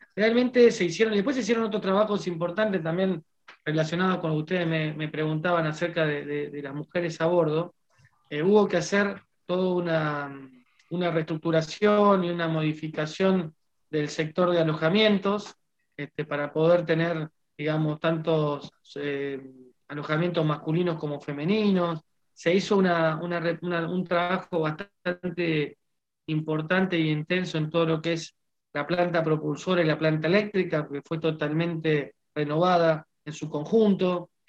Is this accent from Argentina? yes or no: yes; Argentina